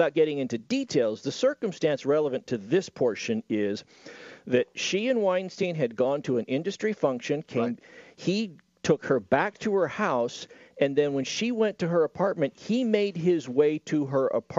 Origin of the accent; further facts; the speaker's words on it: California, United States; now in Utah, United States; I grew up in California. I always thought I was very, very conservative. Then I moved to Utah, and I realized how liberal I was.